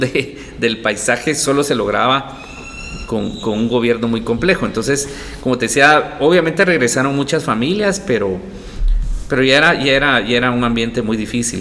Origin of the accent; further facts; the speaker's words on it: Guatemala; quiénes somos como guatemaltecos